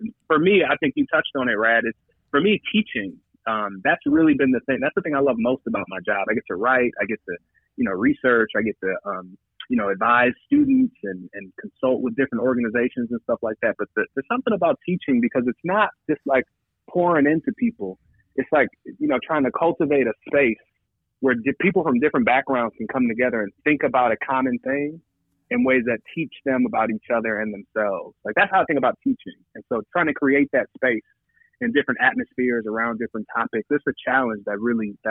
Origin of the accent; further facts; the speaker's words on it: Evanston, Illinois, United States; moved away as an adult; also born or lived in Holland, Michigan / New York City / Denver, Colorado; I grew up in Evanston, Illinois, which is a northern suburb of Chicago. Was there from 0 to 18